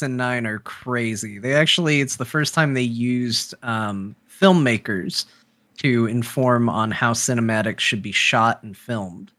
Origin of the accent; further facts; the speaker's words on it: Arizona, United States; I'm an American. I was born in Arizona